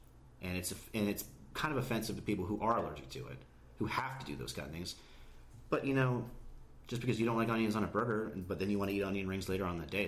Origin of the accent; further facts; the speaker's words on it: Barrie, Ontario, Canada; also born or lived in Toronto / Philadelphia / Georgia; now in United States; I was born in Toronto. We lived in a little suburb outside called Barrie, which was an amazing place. It was a beautiful place. I loved living there.